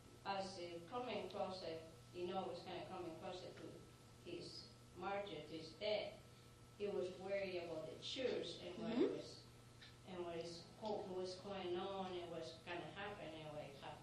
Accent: Spain; I guess I'm from Spain.

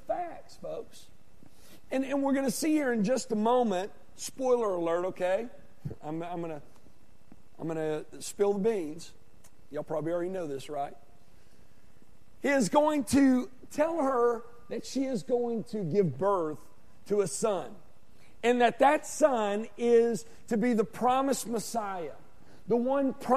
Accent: Arkansas, United States; I'm from Arkansas.

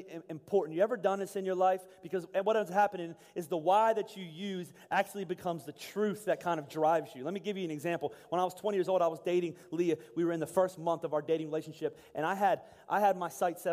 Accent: Pennsylvania, United States; I was from Pennsylvania

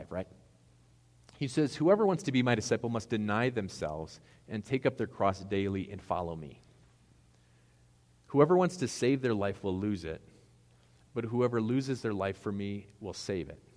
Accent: United States

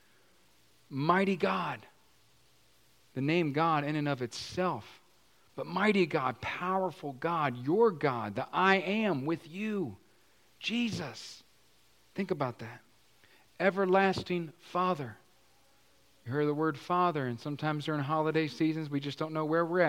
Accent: Virginia, United States; moved away; I was from Virginia with my dear sweet mama

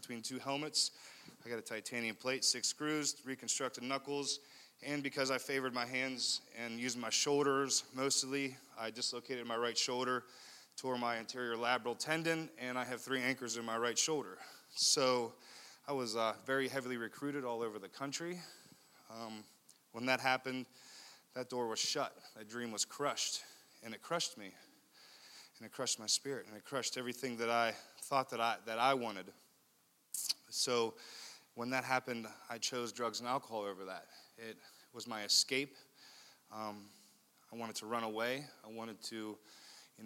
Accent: Leechburg, Pennsylvania, United States; I come from a town about an hour and a half north of here in Armstrong County called Leechburg, a really small town. I had 44 kids in my graduating class.

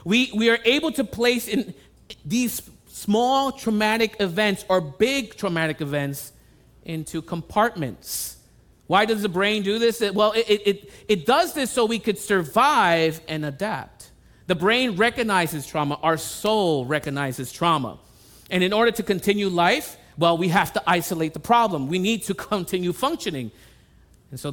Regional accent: New York City, New York, United States; I was born and raised in the Bronx

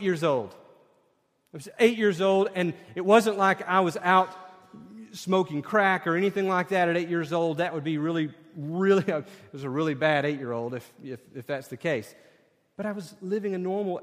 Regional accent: Sevier County, Tennessee, United States; she's from my hometown

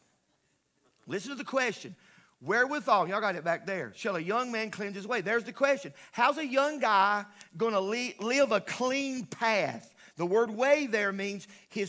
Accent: the South, United States; I grew up in the South, and I grew up in the country

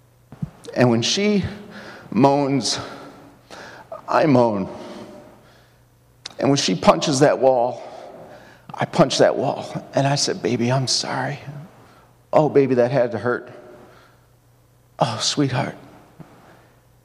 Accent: Mount Prospect, Illinois, United States; now in Madison, United States; I spent my early years growing up in the Prospect Bike Shop, wondering how I could scale the Mount Prospect Water Tower. Went to Prospect High School

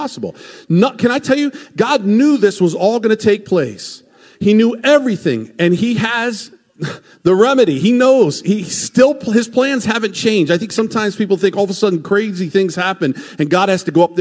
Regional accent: United States; as American Christians

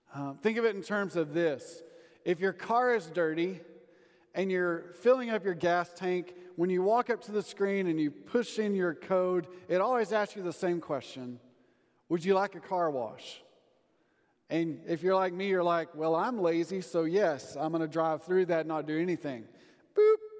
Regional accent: Sundown, Texas, United States; moved away; all my old classmates that still live in my hometown of Sundown.

